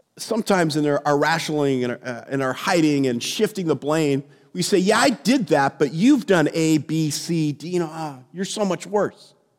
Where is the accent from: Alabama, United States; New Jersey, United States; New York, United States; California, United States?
California, United States; San Jose; when I was a kid, uh, growing up in the Bay Area in San Jose